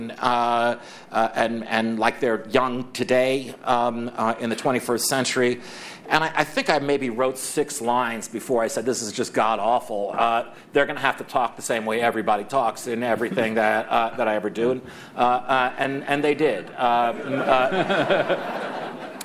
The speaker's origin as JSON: {"language": "English", "town": "Scarsdale", "region": "New York", "country": "United States", "tie": "born or raised there", "also_born_or_lived": "Manhattan, New York", "said": "I grew up first in Manhattan and then in a suburb of New York called Scarsdale"}